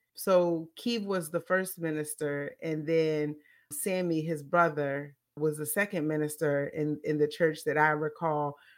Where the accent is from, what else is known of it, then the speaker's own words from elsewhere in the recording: Petersburg, United States; the church in Petersburg where I grew up